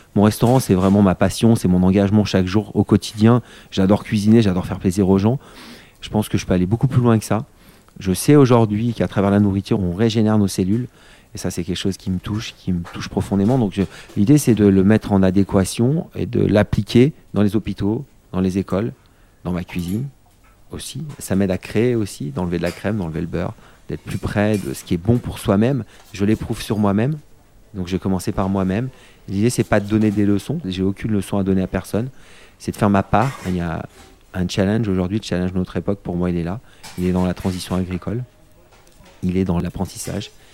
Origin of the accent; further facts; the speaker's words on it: Vercors, near Grenoble, Auvergne-Rhône-Alpes, France; je suis né à Grenoble et j'ai grandi non loin d'ici dans le Vercors